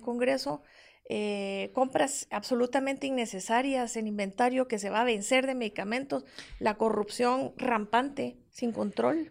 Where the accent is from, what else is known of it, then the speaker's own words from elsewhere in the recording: Guatemala; como guatemalteca